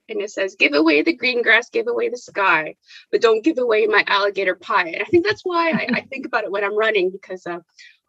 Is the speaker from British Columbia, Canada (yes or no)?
yes; Vancouver, British Columbia, Canada; moved away as an adult; now in Edinburgh, United Kingdom; I'm the youngest of four girls growing up in Vancouver, which was wonderful.